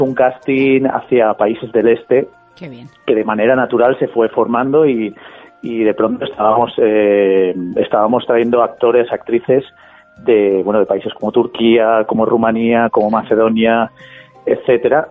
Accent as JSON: {"language": "Spanish", "region": "Valencian Community", "country": "Spain", "said": "soy, de esta tierra, soy valenciano"}